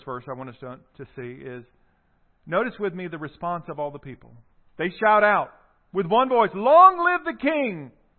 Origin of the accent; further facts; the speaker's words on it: South Carolina, United States; the Deep South, so South Carolina, you know, where I'm from